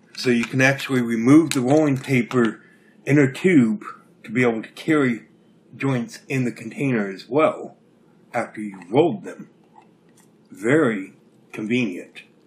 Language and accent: English; Alaska, United States; born and raised in Alaska